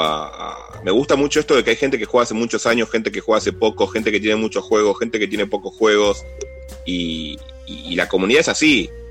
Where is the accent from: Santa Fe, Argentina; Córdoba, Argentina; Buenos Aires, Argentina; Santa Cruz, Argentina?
Buenos Aires, Argentina; now in Burzaco, Argentina; Vivo en Buenos Aires, soy de la República de San Telmo, pero me mudé a, a, a las orillas, al mundo exterior, a Bursaco.